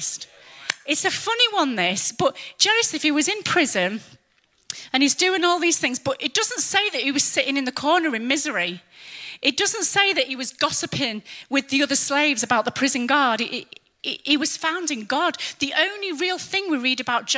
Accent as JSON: {"language": "English", "region": "England", "country": "United Kingdom", "also_born_or_lived": "Germany", "moved": "as an adult", "said": "we're English"}